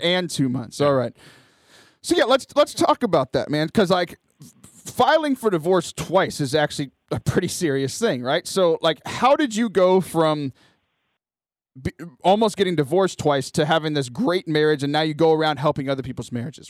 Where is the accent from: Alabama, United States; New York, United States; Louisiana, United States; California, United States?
Louisiana, United States; Cajun; I'm Cajun